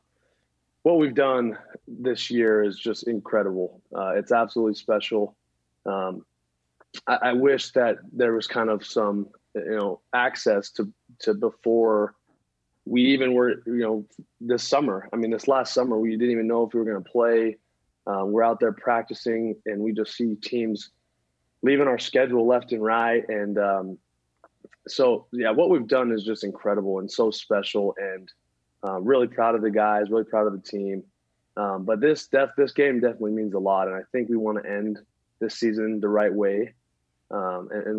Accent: Utah, United States; growing up in Utah

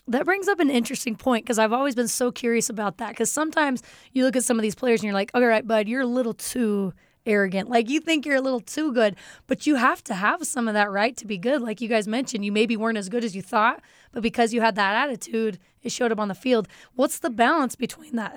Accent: Pleasant Grove, Utah, United States; my hometown of Pleasant Grove, Utah

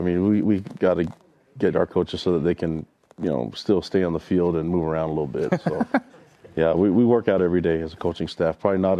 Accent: Tonga; I'm from Tonga

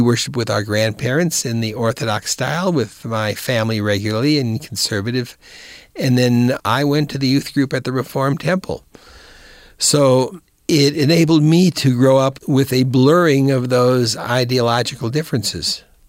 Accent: Rock Island, Illinois, United States; also born or lived in Davenport, Iowa; I was born in Davenport, Iowa, and raised, graduated high school from Rock Island High School in Rock Island, Illinois

